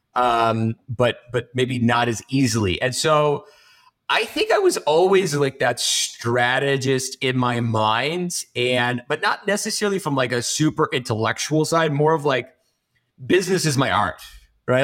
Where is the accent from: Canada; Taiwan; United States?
Canada; I'm from, I'm Canadian